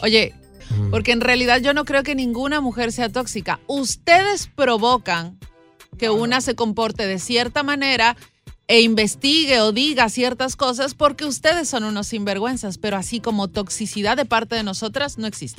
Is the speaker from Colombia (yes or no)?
yes; Colombia; yo soy colombiana